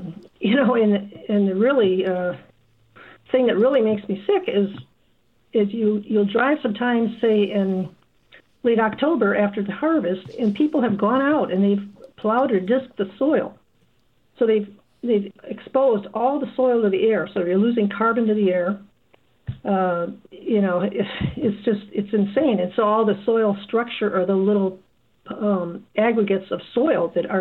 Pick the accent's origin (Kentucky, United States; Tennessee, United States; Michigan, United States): Michigan, United States; moved away as an adult; now in Iowa, United States; on our farm where I grew up in Michigan